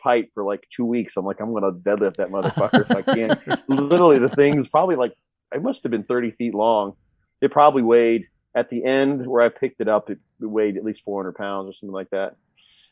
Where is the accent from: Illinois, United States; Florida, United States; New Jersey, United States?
Illinois, United States; Quincy; moved away; I was in Quincy, my hometown, Illinois